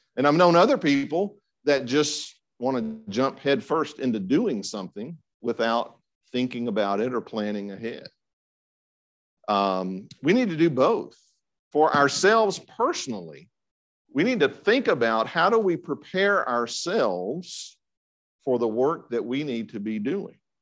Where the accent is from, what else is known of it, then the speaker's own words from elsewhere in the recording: Franklin, United States; I was attending the church that I grew up in in Franklin